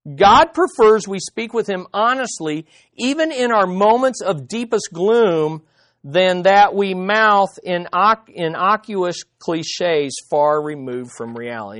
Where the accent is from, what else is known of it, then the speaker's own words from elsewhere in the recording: United States; as American Quis-, Christians